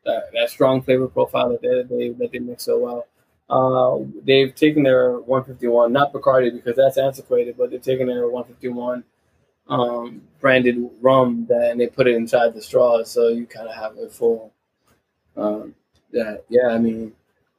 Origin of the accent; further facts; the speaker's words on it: New York, United States; as being a New Yorker myself